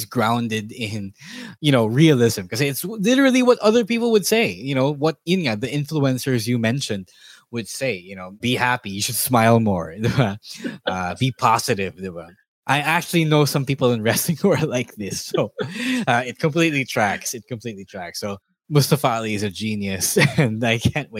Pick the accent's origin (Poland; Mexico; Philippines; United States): Philippines; As a Filipino